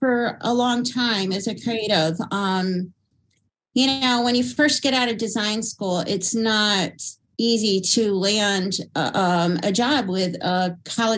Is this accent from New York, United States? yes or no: yes; upstate New York, United States; now in Pennsylvania, United States; I hail from upstate New York